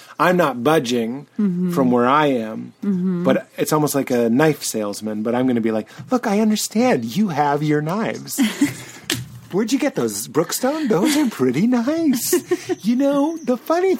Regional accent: Boston, Massachusetts, United States; I'm from Boston and it was the 90s

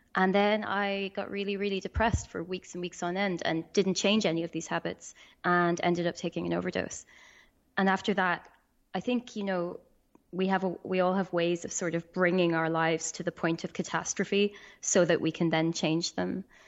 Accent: Ireland; I'm from Ireland.

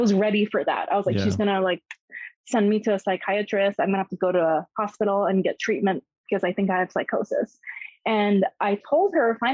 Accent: South Korea; moved away; I was born and raised in Korea. I just went to like American schools while living in Korea

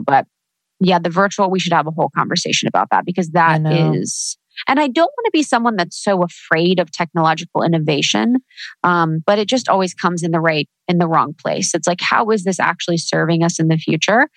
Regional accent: Midwest, United States; now in Los Angeles, United States; living in the Midwest, growing up in the Midwest

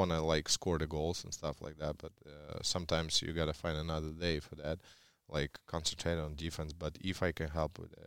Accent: Russia; English is a second language; moved away; when I grew up in Russia, everyone followed the national team

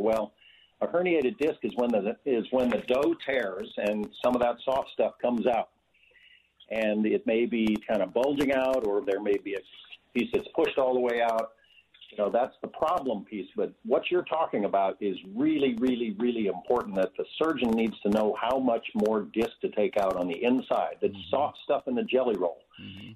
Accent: Montana, United States; I grew up on a on a cattle ranch in Montana

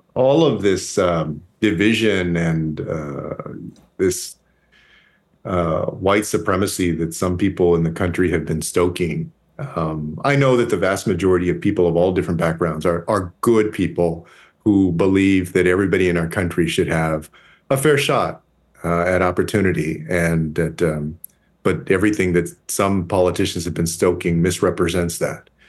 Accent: Texas, United States; my home state of Texas

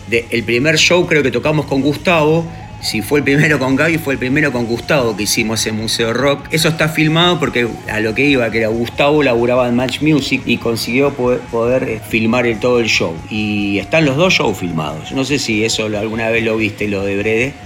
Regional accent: Buenos Aires, Argentina; also born or lived in Huanguelén, Buenos Aires Province; llegué a Buenos Aires con Capital con, cinco años

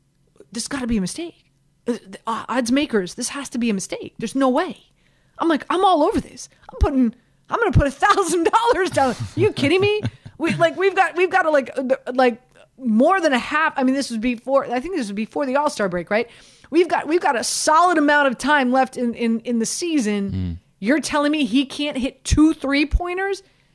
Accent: Miami, Florida, United States; And I'm from Miami.

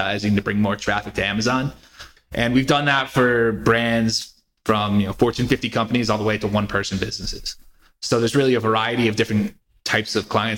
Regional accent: Connecticut, United States; also born or lived in Philadelphia; So originally, I am from Connecticut. I grew up there, went to college in Philadelphia, moved back to Connecticut after college

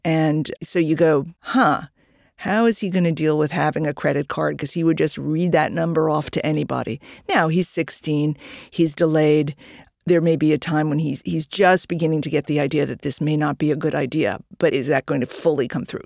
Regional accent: New York, United States; I'm a New Yorker

